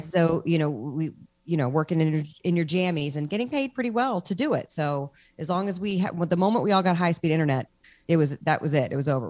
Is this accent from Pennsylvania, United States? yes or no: no; Washington, District of Columbia, United States; moved away as an adult; now in Los Angeles, United States; I'm from Washington, D C, which is where you are.